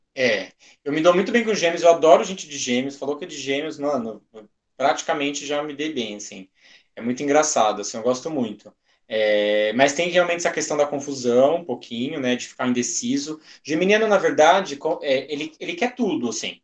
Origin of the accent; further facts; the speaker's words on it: Brazil; a gente é brasileiro